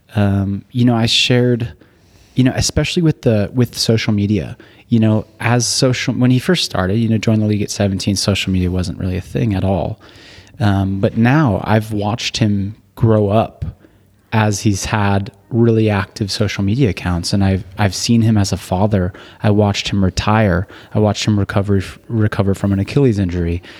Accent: Burbank, California, United States; moved away as an adult; also born or lived in Utah; I grew up in Burbank, California. So, born there and went to high school there and then moved up to Utah, uh, for college.

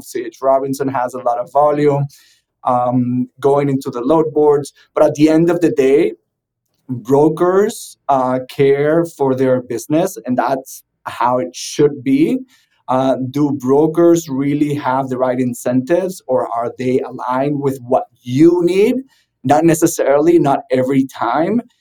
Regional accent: Venezuela; moved away as an adult; now in South Florida, United States; I'm originally from Venezuela

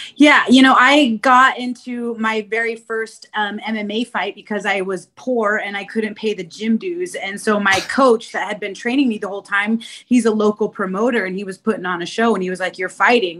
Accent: Spokane, Washington, United States; moved away as an adult; now in Chicago, United States; Born and raised in Spokane, Washington

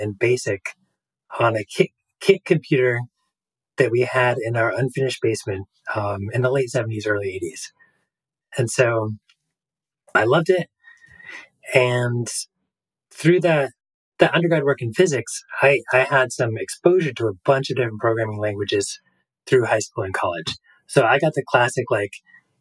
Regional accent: New Hampshire, United States; moved away as an adult; now in Alaska, United States; I grew up in New Hampshire

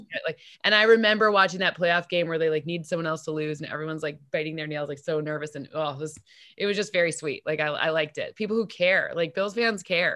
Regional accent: East Lansing, Michigan, United States; I'm from East Lansing

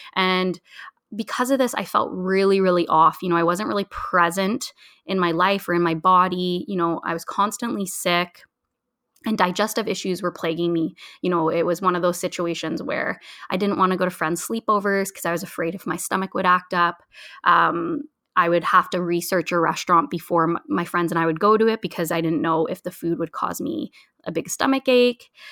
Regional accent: Ontario, Canada; I'm originally from Ontario

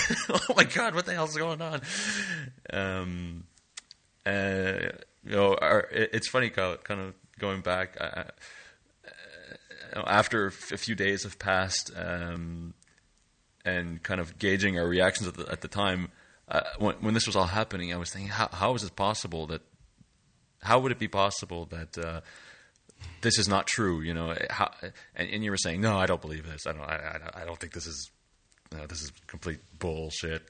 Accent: Canada; now in Lille, France; I am a Canadian uh, born user experience designer and developer based in Lille, France

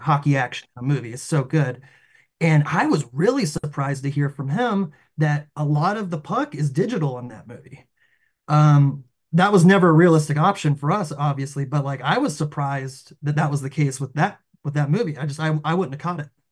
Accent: the South, United States; we grew up in the South

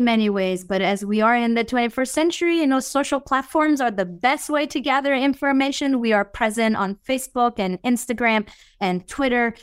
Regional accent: Italy; moved away; I was born and raised in Italy, but I have nothing Italian in my blood. I'm fully Iranian.

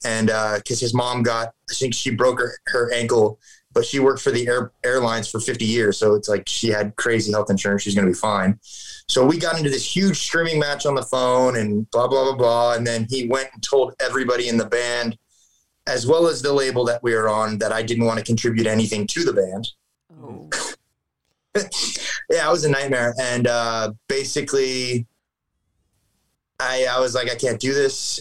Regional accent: Fullerton, California, United States; moved away as an adult; also born or lived in Bay Area, California; I'm from Fullerton

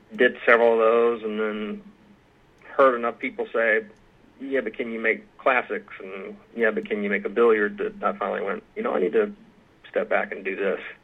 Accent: Aiken, South Carolina, United States; moved away as an adult; now in Georgetown, Kentucky, United States; I am from uh, and grew up in Aiken, South Carolina, which is about 20, 30 minutes from Augusta, Georgia.

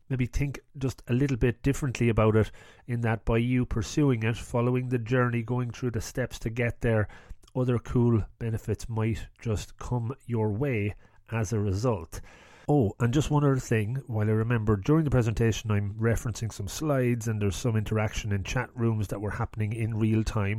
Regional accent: Ireland; I'm from Ireland

